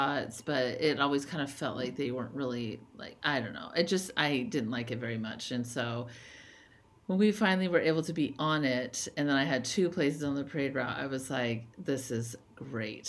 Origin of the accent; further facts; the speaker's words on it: Lompoc, California, United States; now in Provo, United States; I grew up on the Central Coast of California